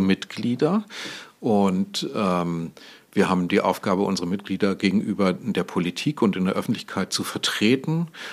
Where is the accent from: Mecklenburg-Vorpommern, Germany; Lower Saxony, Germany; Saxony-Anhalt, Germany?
Lower Saxony, Germany; Goslar; now in Hamburg, Germany; ich bin mal in Goslar am Harz geboren worden.